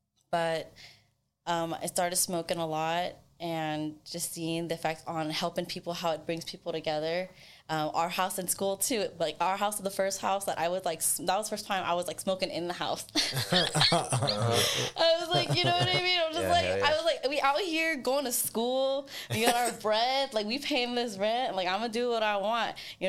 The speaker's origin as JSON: {"language": "English", "town": "Sacramento", "region": "California", "country": "United States", "said": "from Sacramento."}